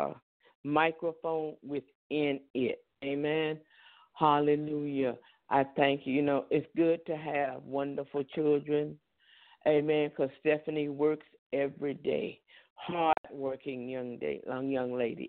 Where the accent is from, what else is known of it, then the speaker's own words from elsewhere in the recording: the South, United States; accent: southern; that's my southern accent.